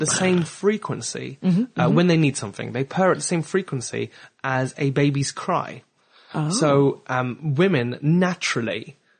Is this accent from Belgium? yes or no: yes; Belgium; also born or lived in France / Germany / South Africa; now in England, United Kingdom; because I was born in France, but I grew up in Belgium and Germany and South Africa, and then I moved to England.